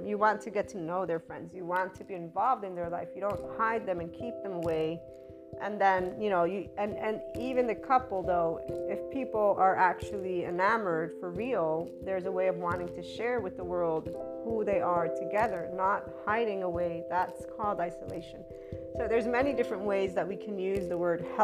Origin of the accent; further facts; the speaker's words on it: Miami, Florida, United States; in the States, I'm from Miami